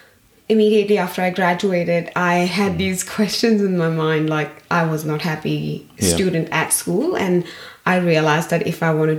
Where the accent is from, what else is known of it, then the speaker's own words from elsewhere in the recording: Pune, Maharashtra, India; moved away as an adult; now in Australia; I come from Pune, a small town in the west of India